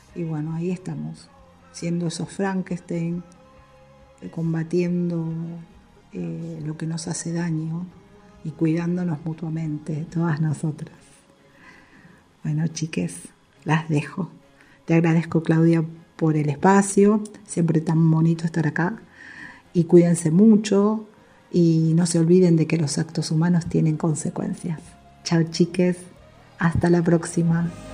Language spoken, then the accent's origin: Spanish; Argentina; Soy madre, argentina, esposa